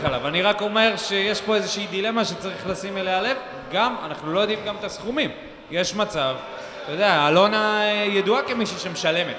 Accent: Beersheba, Southern District, Israel; גדלנו פה בעיר, היינו הולכים אחרי משחקים בווסרמיל, היינו עוצרים במקיף ג'

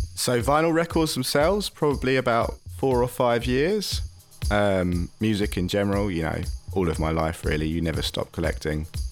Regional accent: London, United Kingdom; I'm from London

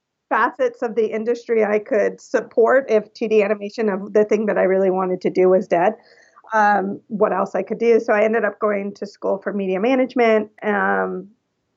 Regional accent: California, United States; now in Los Angeles, United States; So I'm Californian, all California born and raised. So I was born at Cedar Sinai here in Los Angeles. And then I moved to Northern California when I was 11 years old.

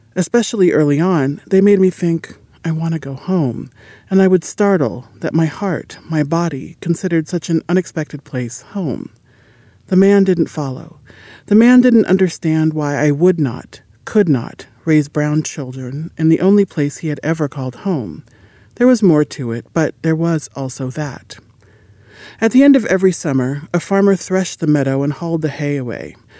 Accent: Midwest, United States; I say I'm from the Midwest, which I am, and that I have never lived in a big city

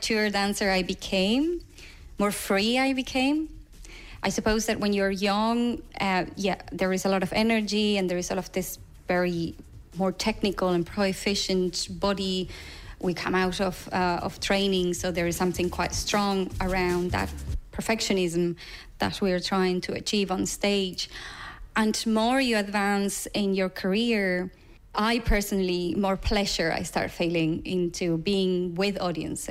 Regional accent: Buenos Aires, Argentina; English is a second language; moved away as an adult; now in Dublin, Ireland; growing up in Buenos Aires after dictatorship

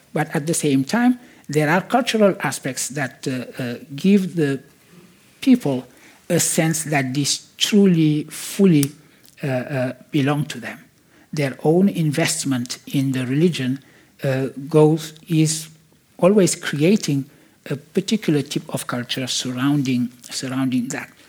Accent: Senegal; I was born in Senegal

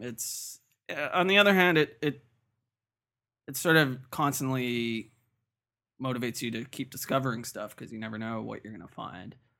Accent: Toronto, Ontario, Canada; I grew up in North York

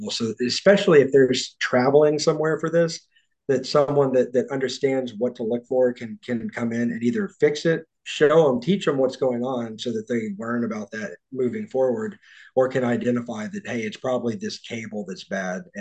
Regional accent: Texas, United States; I'm from yeah, I'm from Texas.

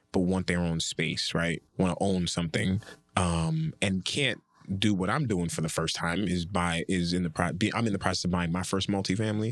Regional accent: Nigeria; I'm Nigerian

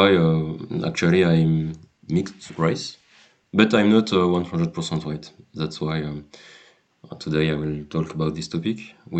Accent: near Paris, Île-de-France, France; English is a second language; moved away as an adult; now in Rzeszów, Poland; So I was born in France. In a city just close to Paris, not really Paris, but just close to Paris. I've done my studies in France since the beginning.

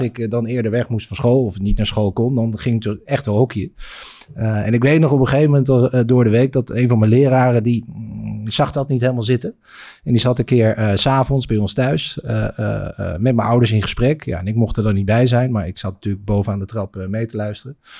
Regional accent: Egmond, North Holland, Netherlands; ik kom uit Egmond en daar waren we echt het enige gezin dat hockeyde

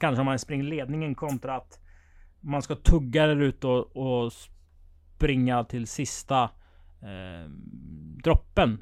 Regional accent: Strömstad, Västra Götaland, Sweden; vi är födda i Strömstad, där jag är född.

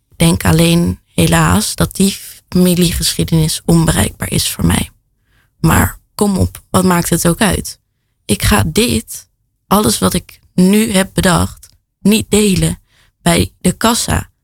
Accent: The Hague, South Holland, Netherlands; Ik kom uit Den Haag

